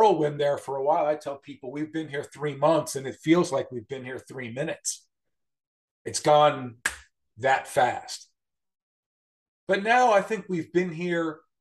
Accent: Westchester County, New York, United States; moved away as an adult; also born or lived in Corning, New York / Savannah, Georgia / Erie, Pennsylvania; now in Wilmington, United States; I grew up in Westchester County, New York, suburban New York City, and lived there until I was about 24 years old

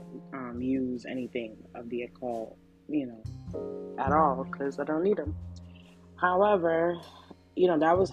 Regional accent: New York City, New York, United States; I'm a regular girl from the hood. Like, I'm from Flatbush

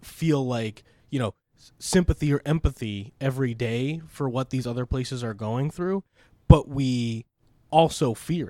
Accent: United States; living and growing up in the United States

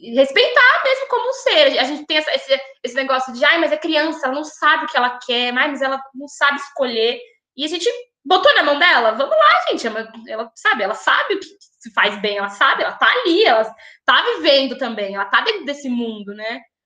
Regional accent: São Paulo, Brazil; moved away as an adult; also born or lived in São Carlos; me criei em São Paulo

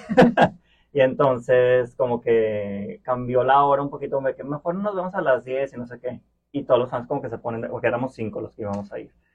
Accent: Monterrey, Nuevo León, Mexico; accent: Mexican; moved away as an adult; now in Brussels, Belgium; Y yo, sí, sí, de Monterrey

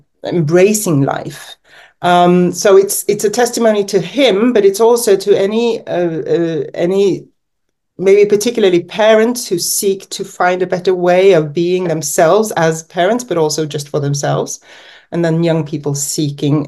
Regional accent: Norway; also born or lived in England / California, United States; I've grown up mainly in Norway, born in England, and I've lived in the US for 2 years, but that was in my teens

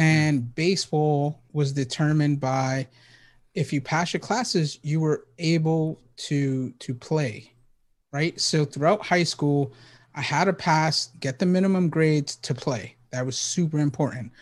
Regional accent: New York City, New York, United States; moved away; I was born and raised in the Bronx

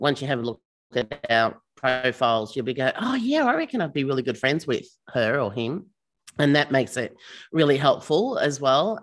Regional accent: Melbourne, Victoria, Australia; We're from Melbourne

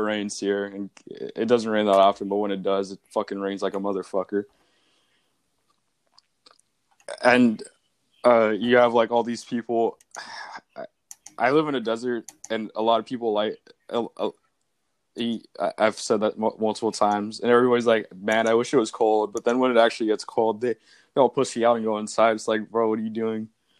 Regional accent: New Hampshire, United States; born there; now in California, United States; I was born in New Hampshire.

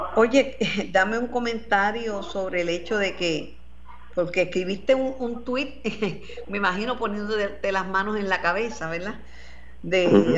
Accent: Mayagüez, Puerto Rico; como decimos en Mayagüez

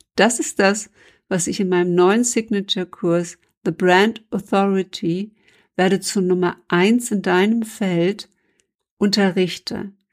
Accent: Germany; als Deutsche

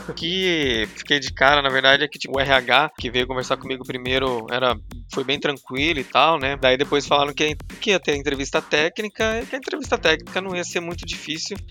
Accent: Curitiba, Paraná, Brazil; also born or lived in Campo Grande; eu sou de Curitiba

